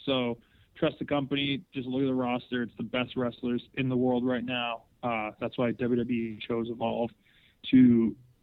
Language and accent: English; Hamilton, Ontario, Canada; I'm in my hometown, Stoney Creek, Hamilton, Ontario